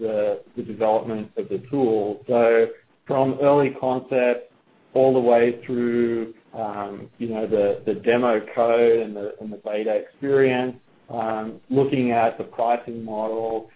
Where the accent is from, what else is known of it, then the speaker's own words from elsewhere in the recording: Australia; moved away as an adult; now in United States; as you can probably tell from my accent, I'm not a native of the U.S., although I recently became a citizen. I am from down under, Australia